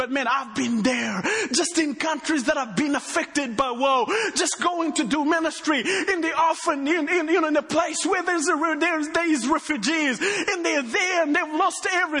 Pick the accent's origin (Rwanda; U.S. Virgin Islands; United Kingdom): Rwanda; accent: Texan; Well, me, I come from Rwanda, but I have a little bit of a Texan accent.